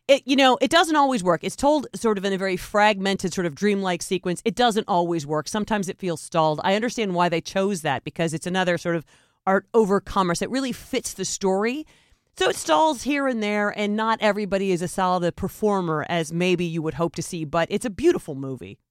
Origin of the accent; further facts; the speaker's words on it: United States; as American citizens